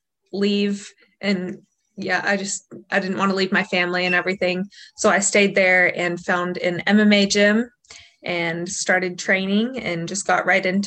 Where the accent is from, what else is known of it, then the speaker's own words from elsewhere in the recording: Azle, Texas, United States; also born or lived in Helena, Montana; So I grew up in a small town called Azle, Texas. I was born in Helena, Montana